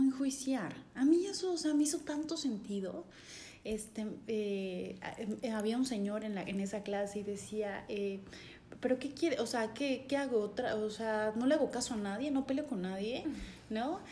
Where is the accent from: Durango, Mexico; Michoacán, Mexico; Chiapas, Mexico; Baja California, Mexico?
Chiapas, Mexico; San Cristóbal de las Casas; nací aquí en San Cristóbal, toda mi familia es de Comitán